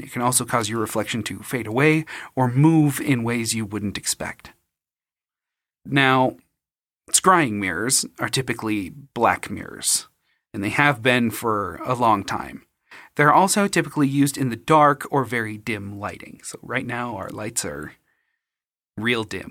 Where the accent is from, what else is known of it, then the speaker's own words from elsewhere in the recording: Utah, United States; when you lose your faith and just get disowned and disfellowshipped by Mormonism in, growing up in Utah